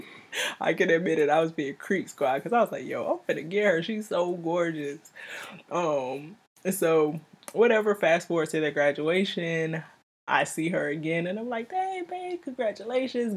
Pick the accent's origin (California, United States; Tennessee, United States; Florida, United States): Florida, United States; Miami; moved away; I'm originally from Miami.